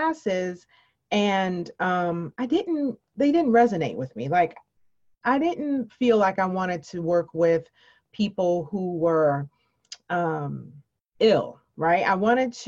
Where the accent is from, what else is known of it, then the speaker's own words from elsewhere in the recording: Chicago, Illinois, United States; moved away; I am originally from Chicago, Illinois.